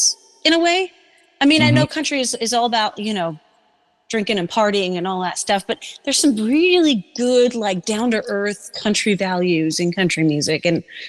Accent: Denmark; moved away as an adult; now in Seattle, United States; I grew up in Denmark, went to school there.

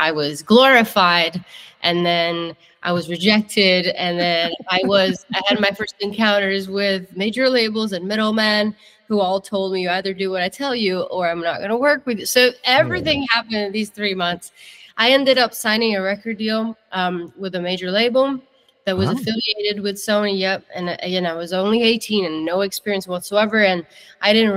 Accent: northern Italy, Italy; English is a second language; moved away as an adult; also born or lived in Germany; now in Nashville, United States; I grew up in Italy. I'm born and raised Italian

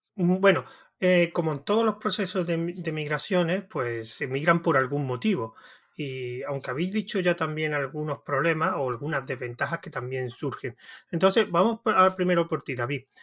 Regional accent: Andalusia, Spain; yo soy de Andalucía

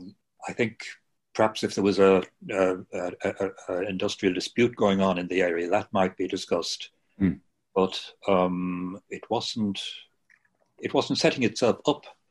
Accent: Bray, County Wicklow, Ireland; also born or lived in Belfast; I was brought up in Bray.

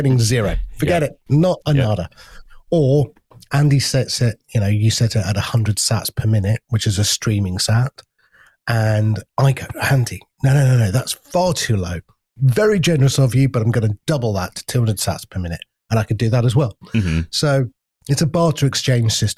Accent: United Kingdom; we're so British

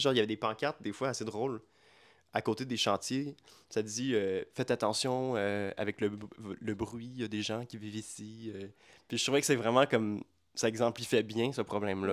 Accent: Quebec, Canada; first language French; notre imaginaire en tant que Québécois

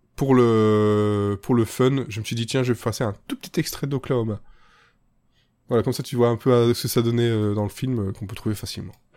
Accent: Belgium; chez nous, en Belgique

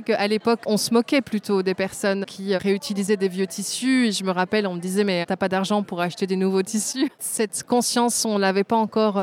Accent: Belgium; also born or lived in Tunisia; je suis euh, née en Tunisie, d'un papa tunisien, d'une maman belge, mais j'ai grandi en Belgique

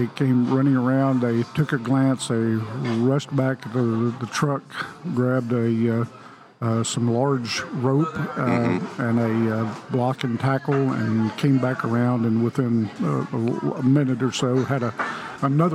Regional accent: Sayre, Oklahoma, United States; the little town I grew up in Sayre, Oklahoma, in the 1950s

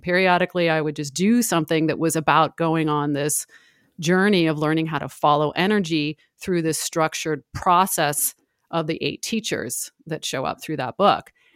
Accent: San Francisco, California, United States; I'm from San Francisco. Um, I have spent most of my life there

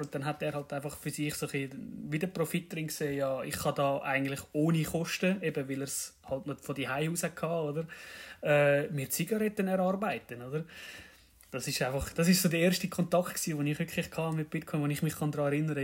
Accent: Zurich, Switzerland; komme aus dem schönen Kanton Zürich

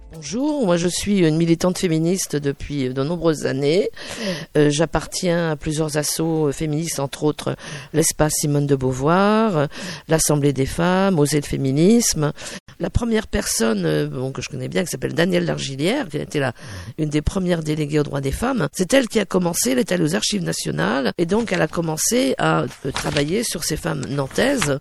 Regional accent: Brittany, France; je suis bretonne

